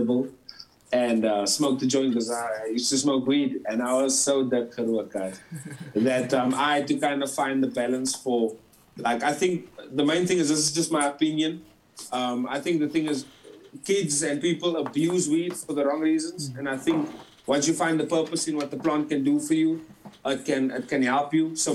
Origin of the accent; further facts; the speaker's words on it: Port Elizabeth, Eastern Cape, South Africa; moved away as an adult; now in Johannesburg, South Africa; I'm originally from PE. I moved to Jersey